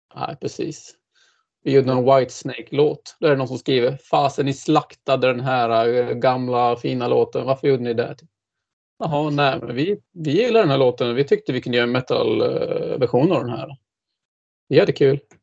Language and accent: Swedish; Dalarna County, Sweden; moved away as an adult; also born or lived in Gothenburg; now in Linköping, Sweden; jag är ju ursprungligen dalmas